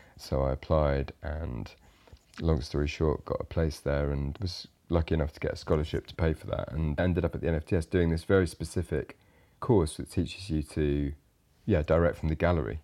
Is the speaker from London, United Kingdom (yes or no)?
no; Ipswich, East of England, United Kingdom; I grew up in Ipswich, which is a fairly, um, bog standard British town